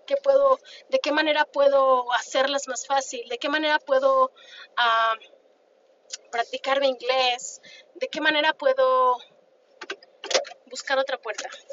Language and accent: Spanish; Mexico; moved away; yo soy una mujer hispana, soy mexicana